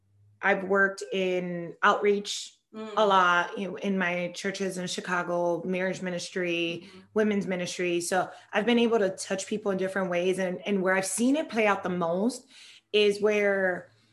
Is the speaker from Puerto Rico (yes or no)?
yes; Puerto Rico; first language Spanish; English is a second language; I'm Puerto Rican.